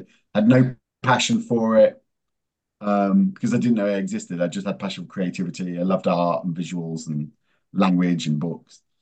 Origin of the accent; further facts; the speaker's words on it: England, United Kingdom; moved away as an adult; also born or lived in America; I was born in England. Uh, then my mum uh, was Italian